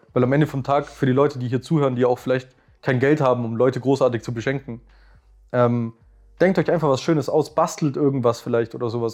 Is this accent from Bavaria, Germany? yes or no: yes; Swabia, Bavaria, Germany; accent: Augsburgerisch; erstens kommen wir aus Schwaben und nicht aus Bayern